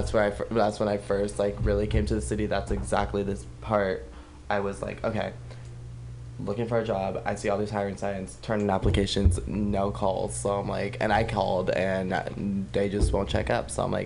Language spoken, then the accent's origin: English; Sacramento, California, United States; also born or lived in Los Angeles; I always bounce between Sacramento and Los Angeles.